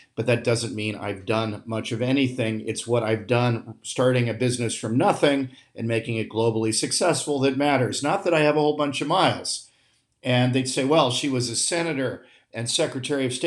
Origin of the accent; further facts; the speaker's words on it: United States; as an American